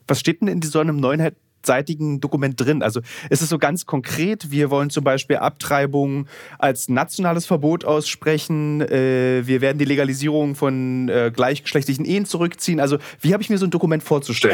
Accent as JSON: {"language": "German", "region": "Berlin", "country": "Germany", "said": "Im Osten, aus dem ich ja komme, ich komme aus Ostberlin"}